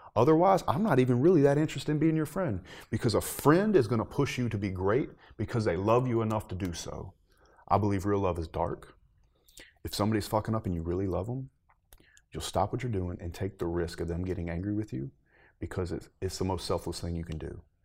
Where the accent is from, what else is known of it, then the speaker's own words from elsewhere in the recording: the South, United States; growing up in the South